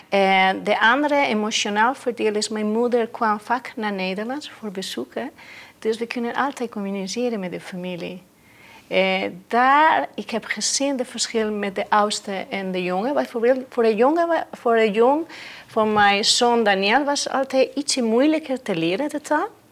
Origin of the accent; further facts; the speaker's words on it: Mallorca, Balearic Islands, Spain; first language Spanish; Dutch is a second language; moved away as an adult; now in Netherlands; ik kwam van Mallorca